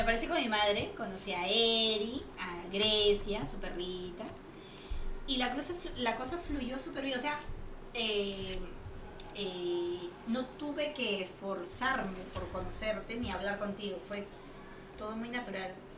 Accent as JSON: {"language": "Spanish", "region": "Lima", "country": "Peru", "moved": "yes", "lives_now": "Barcelona, Spain", "said": "como buena peruana que soy"}